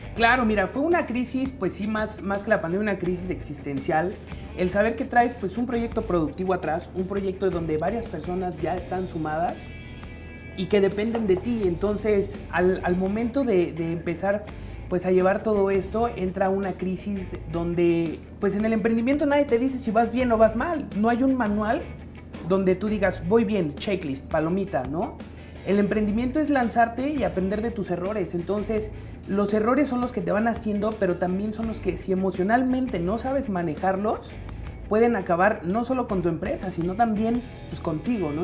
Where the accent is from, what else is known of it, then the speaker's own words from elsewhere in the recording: Mexico; un orgullo que tenemos como mexicanos